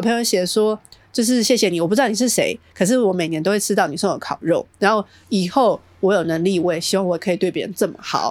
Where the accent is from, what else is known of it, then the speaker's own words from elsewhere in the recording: Taiwan; 我们台湾人